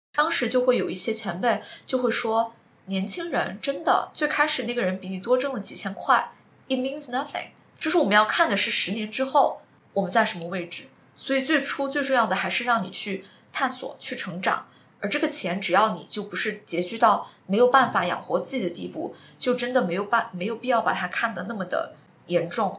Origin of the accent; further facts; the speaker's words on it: Chongqing, China; moved away as an adult; also born or lived in Singapore; 我是在新加坡，然后回到了重庆。我是在苏州。相当于我们两个现在都是在重庆。对重庆是我们的家乡